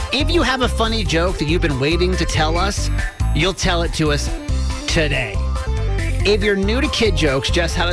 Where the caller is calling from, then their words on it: Cockeysville, Maryland, United States; I'm 10 years old and I'm calling from Cockeysville, Maryland.